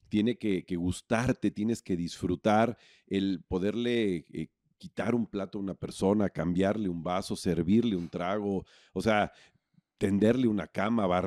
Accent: Puebla, Mexico; born there; now in Cancún, Mexico; si bien nací en Puebla, pero encontré mi vocación al llegar a Cancún en 1984.

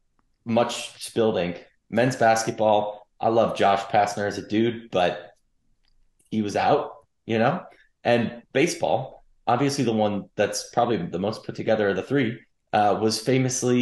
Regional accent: the North, United States; now in Atlanta, United States; I say this as a Northerner transplant to Atlanta.

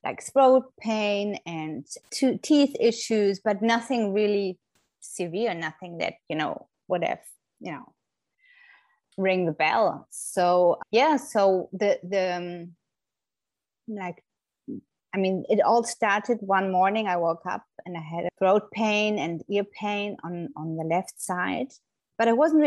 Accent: Germany; moved away as an adult; now in Florida, United States; I'm originally from Germany, but have been living in the States for nearly 10 years now with my family in Florida.

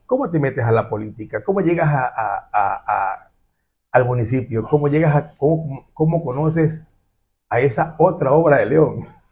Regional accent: Guayaquil, Guayas, Ecuador; que es como guayaquileño, pues aquí en el barrio Orellana

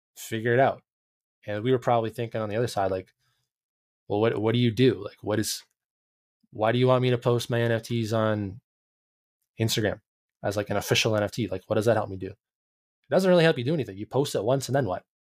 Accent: Canada

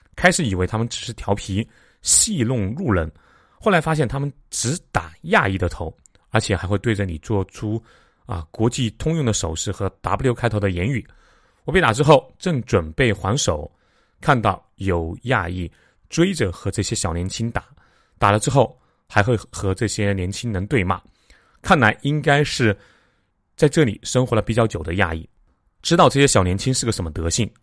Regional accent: China; 我们中国人

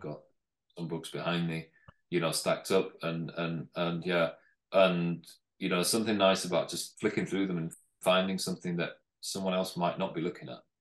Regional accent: North West England, United Kingdom; originally I'm from from the north of England, so mm. northwest

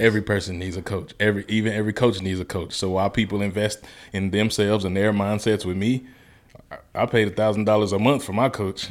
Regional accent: Mississippi, United States; moved away as an adult; also born or lived in Memphis, Tennessee; I grew up my whole life in Mississippi till eighteen

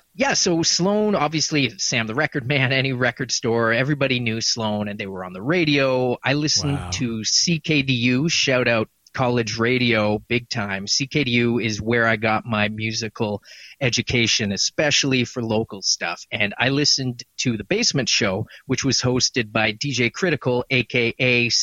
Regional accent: Halifax, Nova Scotia, Canada; I've born in Halifax, grew up, basically came into – the 90s, I was becoming a teenager in the in Halifax in the 90s.

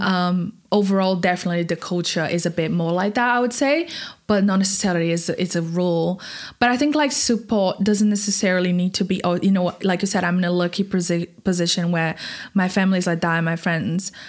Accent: Brazil; moved away as an adult; in Brazil, I was going to uni studying design

